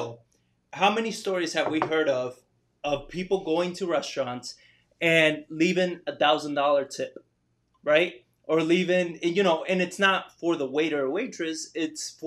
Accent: New York, United States; moved away as an adult; I grew up there

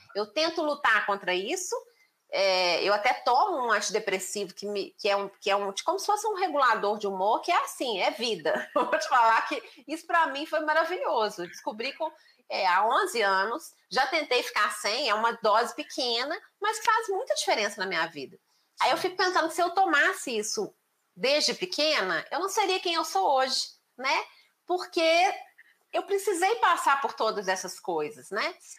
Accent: Belo Horizonte, Minas Gerais, Brazil; eu nasci em Belo Horizonte

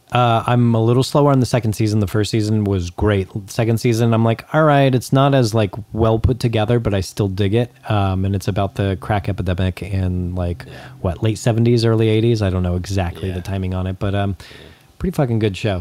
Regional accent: Acton, California, United States; lived in the small town where I grew up in Acton, on the way to Palmdale

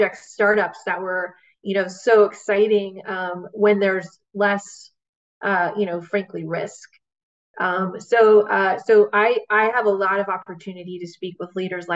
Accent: Bay Area, California, United States; I grew up in the Bay Area

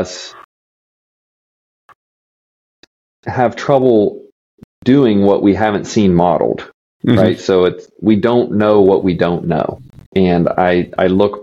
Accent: Midwest, United States; growing up in the Midwest

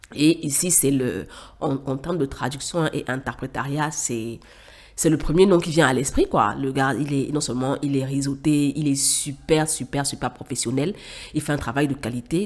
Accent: Cameroon; moved away as an adult; also born or lived in Douala, Cameroon / Yaoundé, Cameroon; now in Dakar, Senegal; j'ai quitté le Cameroun pour le Sénégal, à Dakar, où j'ai rejoint ma grande sœur

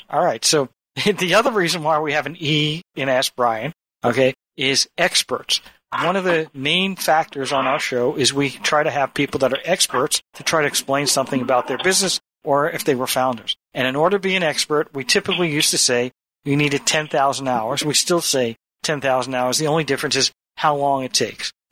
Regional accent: Ireland; I'm from Ireland and I think that it's an E.

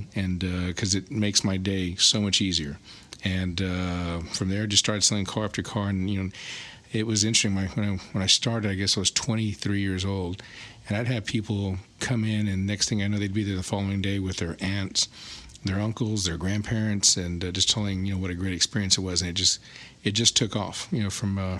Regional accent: Alice, Texas, United States; moved away as an adult; also born or lived in San Antonio, Texas / Austin, Texas; I'm originally from Alice, Texas. So that's where I finished high school

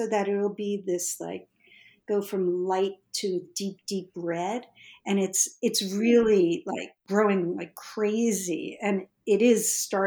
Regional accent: Northeast, United States; Growing up in the Northeast

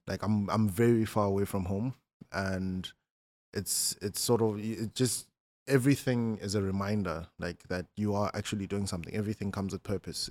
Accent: Malamulele, Limpopo, South Africa; I'm from, um, a small town called Malamulele

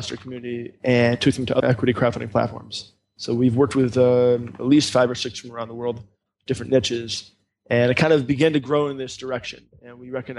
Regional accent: New Paltz, New York, United States; moved away as an adult; also born or lived in Africa; now in Israel; I grew up in upstate New York near Woodstock in a town called New Paltz

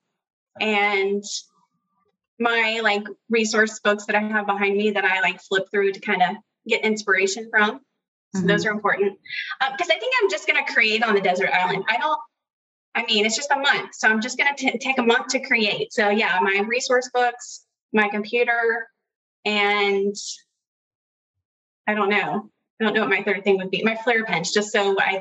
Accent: Georgia, United States; now in Texas, United States; I am from Georgia, but I live in Texas

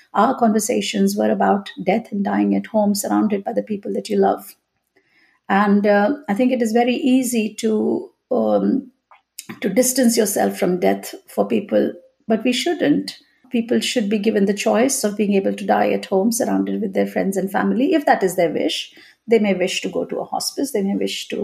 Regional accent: India; moved away as an adult; now in Leeds, United Kingdom; my childhood, my growing up in India

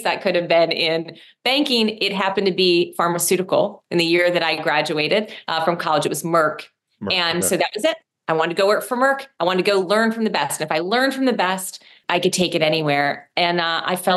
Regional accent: Rochester, New York, United States; I'm from upstate New York, Rochester. I grew up in like a blue collar town

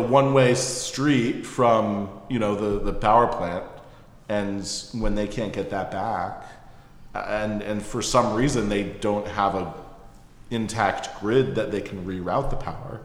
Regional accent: suburb north of New York City, United States; now in Philadelphia, United States; I grew up in a suburb in mm-hmm. New York, um, north of New York City

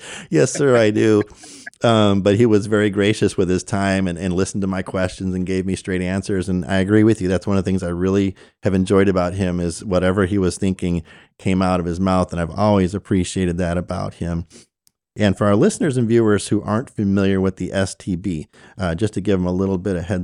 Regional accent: Chicago, Illinois, United States; now in Houston, United States; Growing up in Chicago, I was familiar

